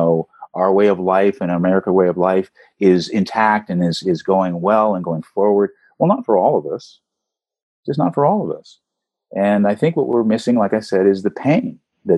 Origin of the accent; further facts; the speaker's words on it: Beverly Hills, California, United States; I grew up in Beverly Hills, California